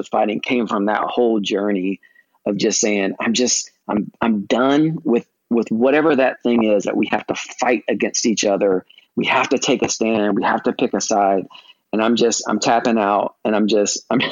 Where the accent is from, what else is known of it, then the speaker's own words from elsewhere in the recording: United States; being an American